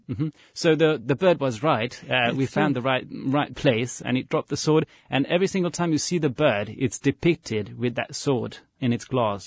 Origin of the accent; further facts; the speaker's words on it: Budapest, Hungary; Budapest, I'm a city boy